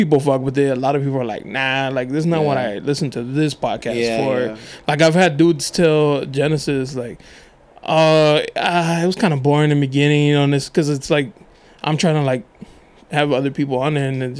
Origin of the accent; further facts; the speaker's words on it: National City, California, United States; when I was younger, I grew up in National City